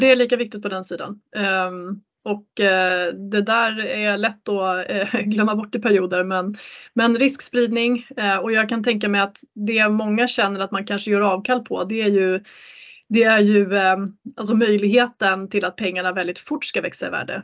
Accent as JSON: {"language": "Swedish", "country": "Sweden", "said": "som svensk"}